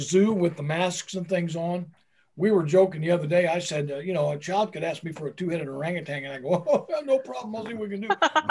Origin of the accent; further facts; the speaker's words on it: Turkey; You know, I'm from Turkey. So You guys can forget it. You might be cold countries, but I wasn't born in a cold country.